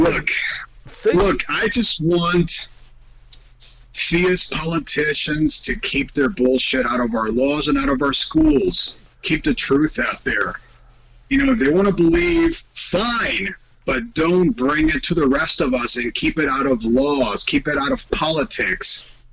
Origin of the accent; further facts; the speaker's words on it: Spain; moved away; I grew up in Spain in a very Catholic family, and I was raised by my grandparents